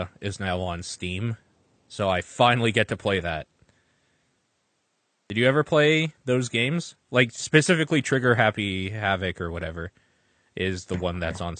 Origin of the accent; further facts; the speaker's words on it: Canada; Hi, I'm Canadian.